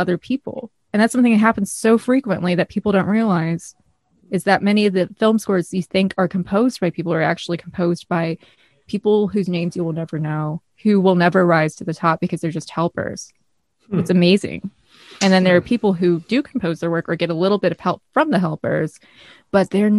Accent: Midwest, United States; accent: northern state / Midwestern; I'm American, like from a northern state, to come off a little bit rough how I speak

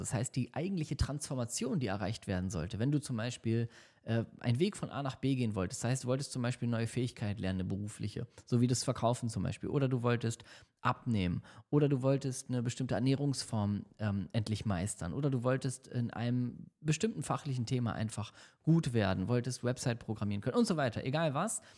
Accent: Hamburg, Germany; now in Düsseldorf, Germany; Ich äh, lebe ja in Düsseldorf. Meine Heimat ist zwar Hamburg

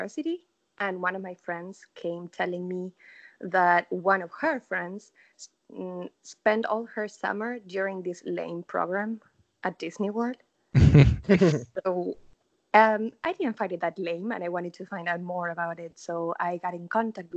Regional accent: Argentina; first language Spanish; English is a second language; moved away as an adult; now in United States; I'm from Argentina

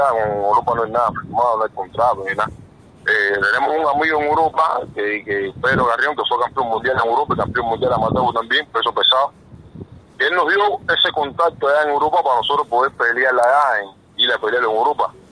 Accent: Matanzas, Cuba; moved away as an adult; now in Argentina; yo y Frankie venimos de niño, somos de Matanza, ¿me entiendes? Somos de Matanza y, desde niño, desde muy chiquitico

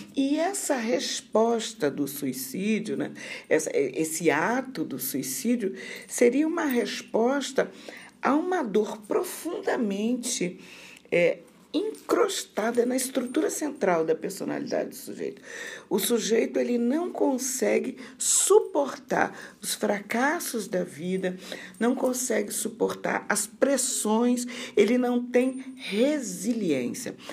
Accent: Rio de Janeiro, Brazil; moved away as an adult; also born or lived in Santa Maria, Rio Grande do Sul; now in Sergipe, Brazil; eu sou carioca da gema, né? Nasci no Rio de Janeiro, me formei no Rio de Janeiro

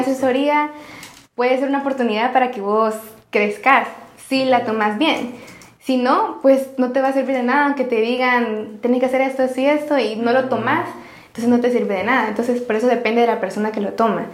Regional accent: El Salvador; somos salvadoreños

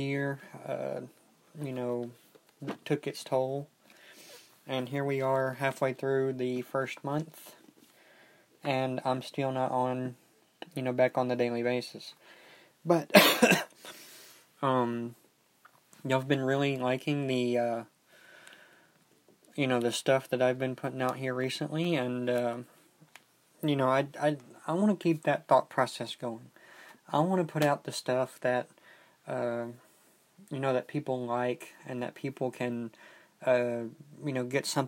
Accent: United States; we Americans

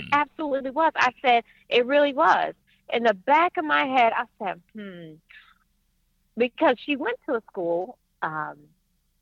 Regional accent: Niagara Falls, New York, United States; moved away; also born or lived in Buffalo; being a Northerner, in Niagara Falls, Buffalo

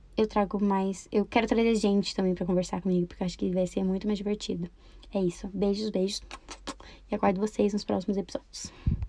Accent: Campo Mourão, Paraná, Brazil; eu sou de Campo Mourão, Paraná. Eu nasci e cresci aqui

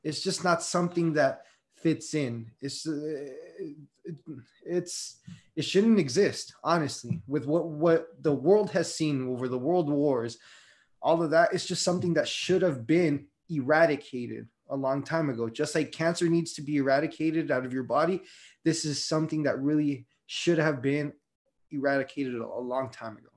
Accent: Las Vegas, Nevada, United States; I grew up in Las Vegas

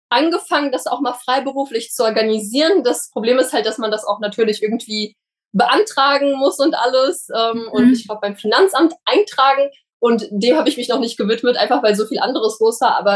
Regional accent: Saint Petersburg, Russia; now in Germany; Es ist leider so, dass meine Eltern, also wir sind ja aus St. Petersburg ausgewandert

